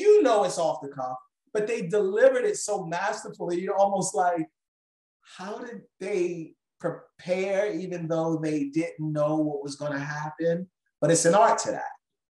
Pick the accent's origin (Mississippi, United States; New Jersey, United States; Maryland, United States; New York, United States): Maryland, United States; Baltimore; I'm from Baltimore, Maryland, this is an international audience. So I'm from a place called Maryland, Baltimore, in America, which is near the capital. As a child, I lived in different states.